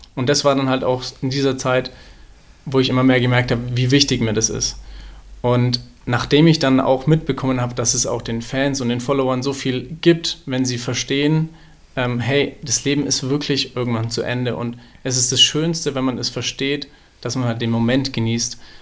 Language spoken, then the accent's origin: German; Nuremberg, Bavaria, Germany; Ich komme ja aus Nürnberg.